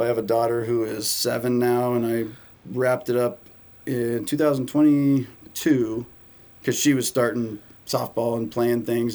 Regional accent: San Diego, California, United States; I grew up in San Diego

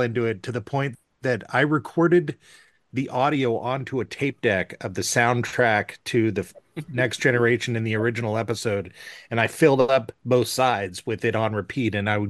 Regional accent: California, United States; now in Ashland, United States; I'm a California expatriate. I now live in Southern Oregon. I live in Ashland, Oregon.

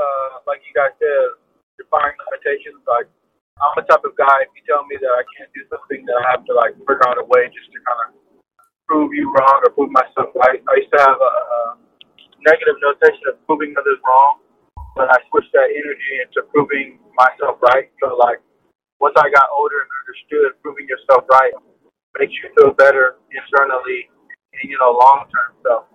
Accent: Inglewood, California, United States; Growing up was pretty good. Pretty simple, middle class growing up. Inglewood is kind of like in Los Angeles

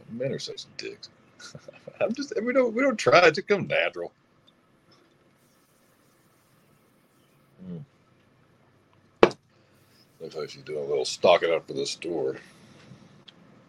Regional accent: the South, United States; I'm from the South

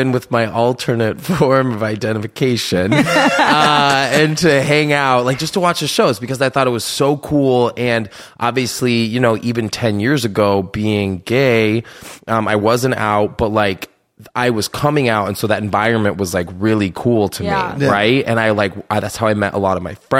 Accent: Iowa, United States; I'm from Iowa

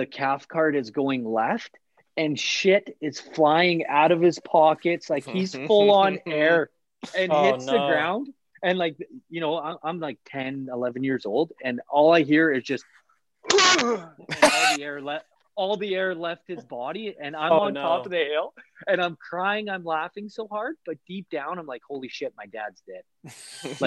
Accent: Canada; born or raised there

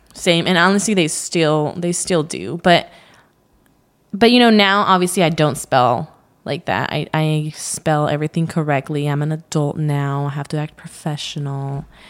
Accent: Central Valley, California, United States; I was raised in the Central Valley in California.

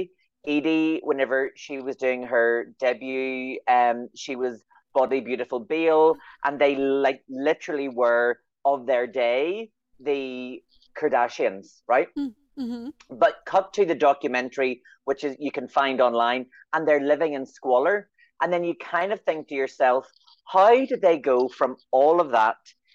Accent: Northern Ireland, United Kingdom; I'm from Northern Ireland

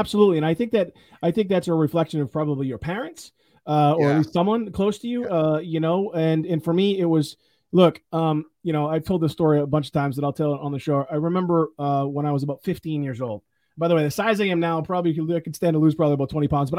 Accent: Chicago, Illinois, United States; Well, you know, imagine what it's like growing up in the South Side of Chicago. You know, I grew up really tough, like really tough.

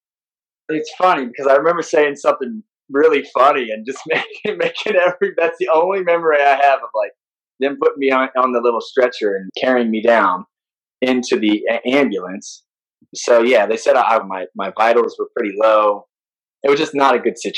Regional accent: Midwest, United States; I'm a Midwesterner

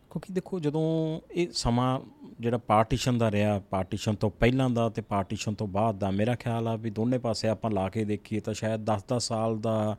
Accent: Jagraon, Punjab, India; ਮੈਂ ਜਿਸ ਸਿਟੀ ਨਾਲ ਬਿਲੋਂਗ ਕਰਦਾ ਜਗਰਾਉਂ ਸਿਟੀ

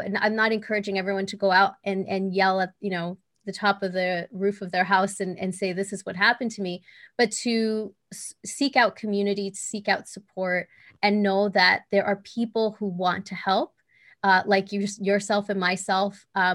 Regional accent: El Salvador; moved away; I'm from El Salvador originally. Mm-hmm. I was born there

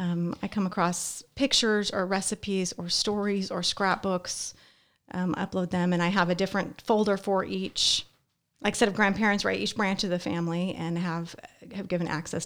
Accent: Las Vegas, Nevada, United States; When I was growing up in Las Vegas, I mentioned I had a lot of family around.

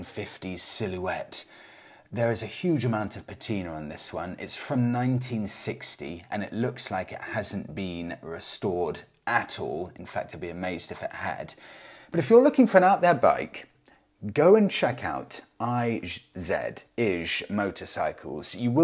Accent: Poland; English is a second language; As I'm from Poland, mostly motorcycles from Eastern countries were available.

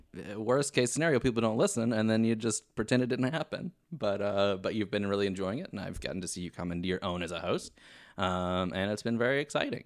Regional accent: Kentucky, United States; now in Los Angeles, United States; I am originally from Kentucky, but spending most of my time in L A these days

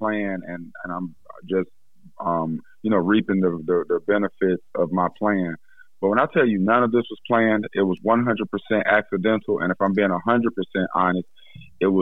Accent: Greensboro, North Carolina, United States; growing up in Greensboro

